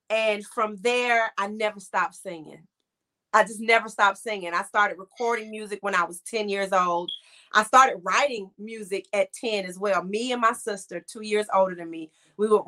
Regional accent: Cleveland, Ohio, United States; born there; And um, so I was born in Cleveland, Ohio during the football season.

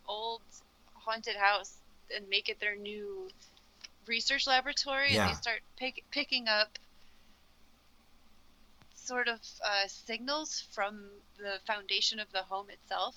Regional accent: United States; me as an American not living in New Zealand

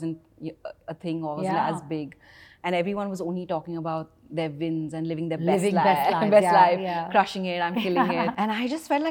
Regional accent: India; growing up in India

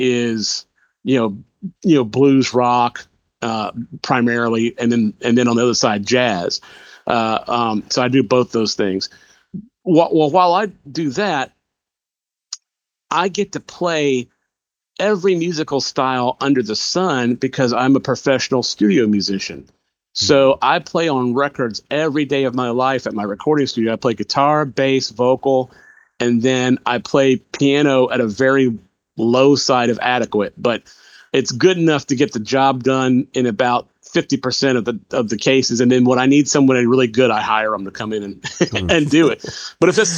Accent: Macon, Georgia, United States; my hometown of Macon, Georgia

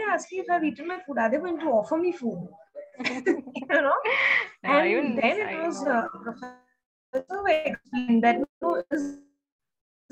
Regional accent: Maharashtra, India; when people asked my nationality, a lot of them refused to accept that I'm Indian

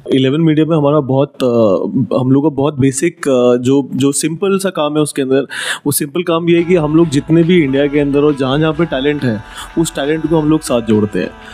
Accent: Delhi, India; moved away as an adult; now in Mumbai, India; मैं दिल्ली से हूँ पैदाइश मेरी दिल्ली से है दिल्ली में पैदा हुआ दिल्ली में पढ़ाई हुई

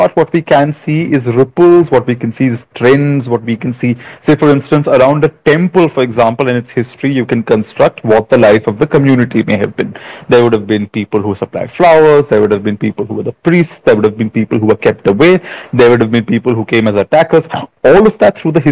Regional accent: Maharashtra, India; I grew up in Maharashtra

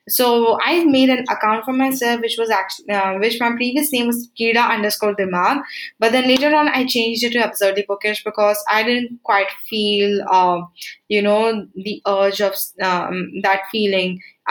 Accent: Uttarakhand, India; moved away; also born or lived in Goa; I'm from Uttarakhand

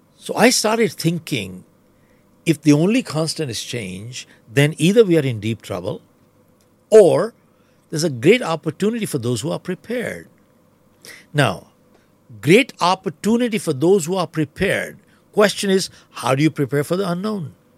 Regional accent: Dhanbad, Jharkhand, India; moved away as an adult; now in United States; I was born in Dhanbad, it was Bihar.

